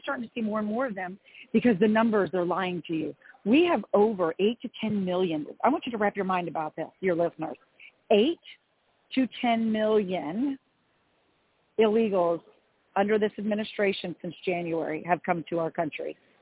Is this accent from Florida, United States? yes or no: yes; Jacksonville, Florida, United States; I am in a small town airport in my hometown, and I'm going to just mention it. I'm in Jacksonville, Florida.